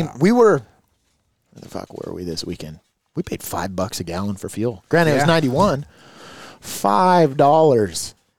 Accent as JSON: {"language": "English", "region": "California", "country": "United States", "tie": "born or raised there", "said": "I've born and raised in California"}